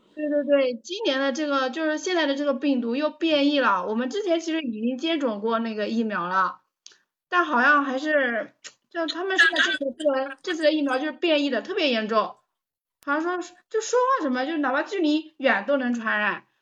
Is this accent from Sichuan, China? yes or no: no; Taizhou, Jiangsu, China; 我来自江苏，江苏泰州